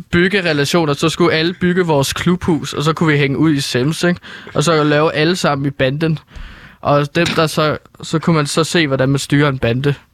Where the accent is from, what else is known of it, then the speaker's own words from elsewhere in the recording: Herlev, Capital Region of Denmark, Denmark; så tager man tilbage til Herlev, hvor jeg er fra, øh, i mit tilfælde